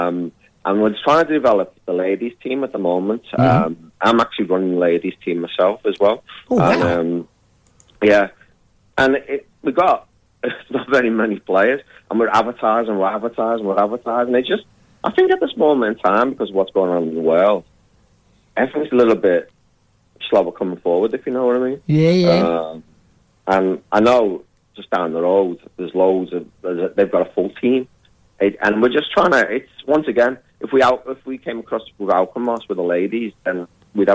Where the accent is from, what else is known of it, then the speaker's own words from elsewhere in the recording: Liverpool, North West England, United Kingdom; now in Australia; I'm a Scouser